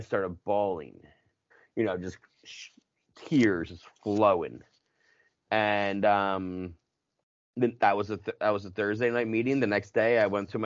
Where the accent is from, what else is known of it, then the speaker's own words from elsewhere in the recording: Philadelphia, Pennsylvania, United States; accent: Philly; I'm from Philly